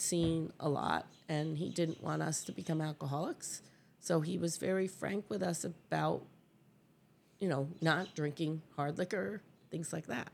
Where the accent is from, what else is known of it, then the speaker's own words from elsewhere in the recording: Catskills, New York, United States; I grew up in a little town called Springland, New York